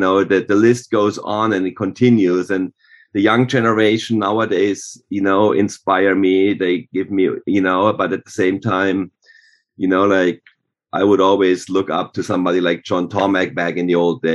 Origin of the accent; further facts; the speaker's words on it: Germany; moved away; growing up in Germany